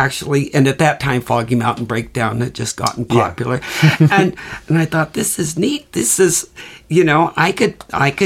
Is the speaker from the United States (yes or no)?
yes; Seattle, Washington, United States; I grew up here in Seattle